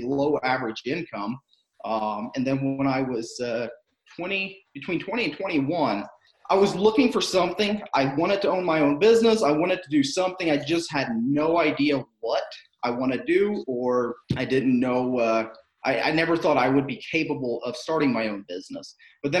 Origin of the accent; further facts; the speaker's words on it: Southern Ohio, United States; moved away as an adult; now in Akron, United States; I grew up in Southern Ohio, and moved up to northeastern part of Ohio about 5 years ago